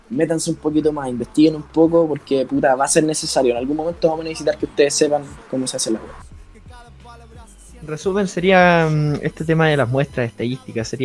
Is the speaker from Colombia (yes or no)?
no; Las Condes, Santiago Metropolitan Region, Chile; Yo soy de, de la Condes. De la Condes.